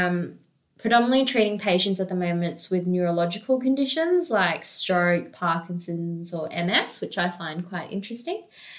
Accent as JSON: {"language": "English", "country": "Australia", "tie": "born or raised there", "also_born_or_lived": "Jinan, Shandong, China / Adelaide", "said": "officially migrated to Australia when I was 4. And then when we migrated, we first stopped in Adelaide and lived there for about 2 years. And then we moved to Canberra."}